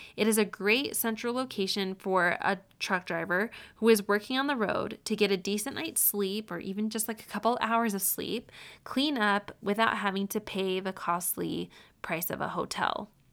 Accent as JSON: {"language": "English", "town": "Syracuse", "region": "New York", "country": "United States", "tie": "born or raised there", "said": "I grew up in Syracuse essentially my whole life"}